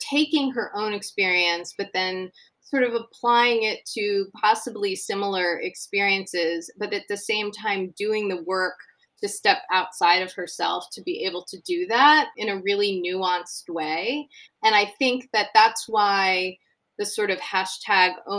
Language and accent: English; Connecticut, United States; I grew up in Connecticut and in the 70s and 80s